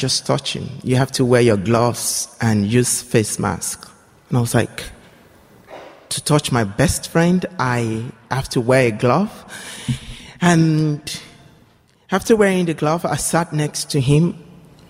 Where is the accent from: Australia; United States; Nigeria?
Nigeria; I come from Nigeria